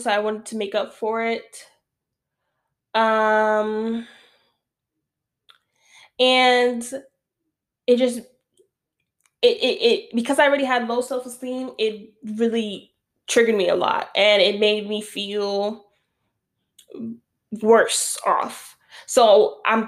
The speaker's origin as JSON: {"language": "English", "town": "New York City", "region": "New York", "country": "United States", "also_born_or_lived": "Westchester / Florida", "moved": "yes", "said": "I'm from the Bronx"}